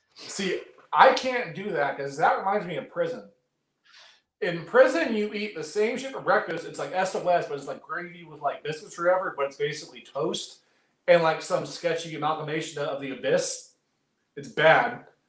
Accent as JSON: {"language": "English", "town": "Oakland", "region": "California", "country": "United States", "tie": "born or raised there", "said": "I grew up in Oakland."}